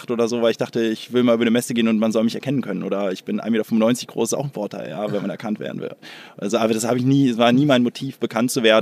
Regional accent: Hamburg, Germany; born there; bin eigentlich Hamburger

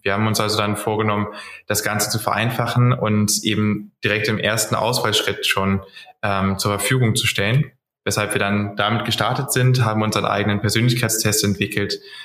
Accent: Cologne, North Rhine-Westphalia, Germany; komme auch aus Köln

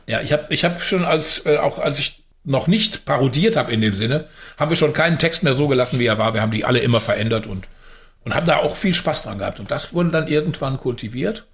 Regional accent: Unna, North Rhine-Westphalia, Germany; Unna liegt ja in Westfalen, also ich bin in Westfalen geboren und mit dem Rheinland dann dick geworden

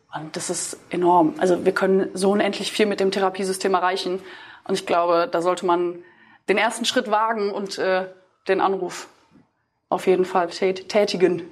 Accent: between Düsseldorf and Cologne, North Rhine-Westphalia, Germany; Ich komme aus NRW, aus, oder zwischen Düsseldorf und Köln

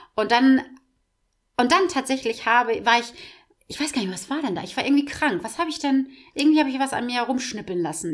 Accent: Schwarzenbek, Schleswig-Holstein, Germany; also born or lived in Kankelau; ich habe als Kind im Tierheim in Schwarzenbeek ähm, war ich in so einer Tierschutzgruppe drinne

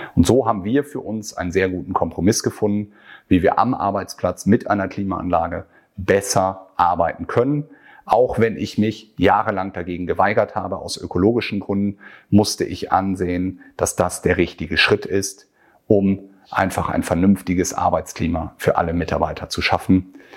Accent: Northern Germany, Germany; Hier bei uns in Norddeutschland

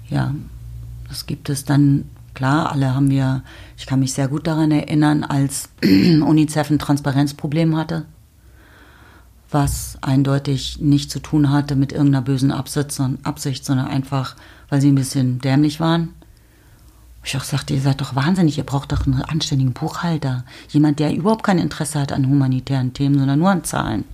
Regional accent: Berlin, Germany; gerade in Berlin seiend, was meine Heimat ist

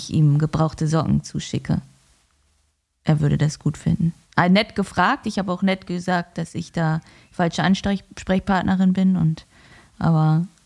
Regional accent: Northern Germany, Germany; Als Norddeutsche ist das ja auch kein Wetter, muss man ja auch mal ehrlich sagen.

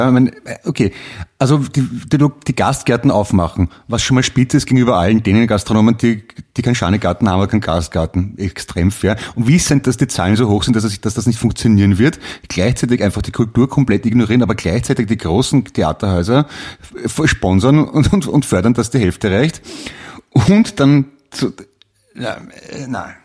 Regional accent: Vienna, Austria; auch in Wien, das weiß ich noch. Also zumindest im vierten, fünften, wo ich aufgewachsen bin.

